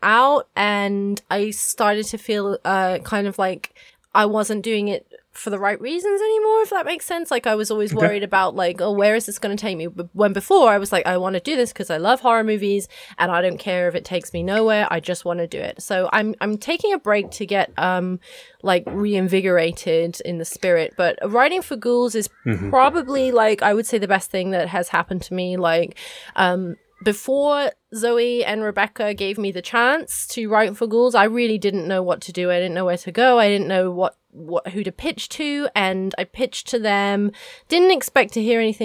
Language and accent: English; England, United Kingdom; moved away as an adult; also born or lived in Cornwall / South Korea / Ho Chi Minh City, Vietnam; I had never left my hometown in England.